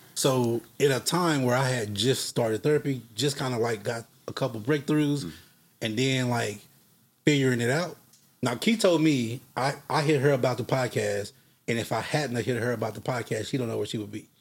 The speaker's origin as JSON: {"language": "English", "town": "Fort Worth", "region": "Texas", "country": "United States", "also_born_or_lived": "Dallas, Texas", "said": "I'm from Fort Worth, Texas"}